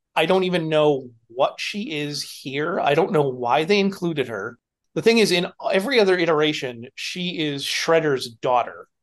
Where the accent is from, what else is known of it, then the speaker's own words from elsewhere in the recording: New Hampshire, United States; moved away; also born or lived in Northampton, Massachusetts; I grew up in New Hampshire in the eighties